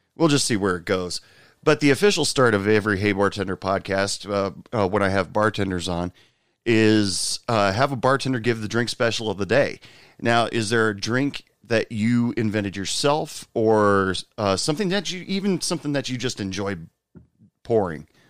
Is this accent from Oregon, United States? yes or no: yes; Portland, Oregon, United States; now in Texas, United States; I'm originally from Portland, Oregon, but I live in Texas right now.